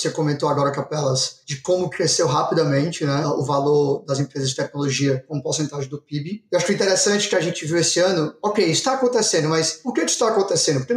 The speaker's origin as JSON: {"language": "Portuguese", "region": "Ceará", "country": "Brazil", "said": "Então hoje, sou do Ceará, né? Como você já devem ter sabendo."}